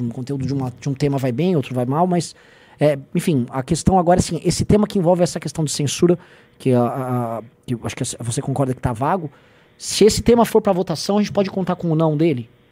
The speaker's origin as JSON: {"language": "Portuguese", "region": "São Paulo", "country": "Brazil", "said": "Eu sou de São Paulo"}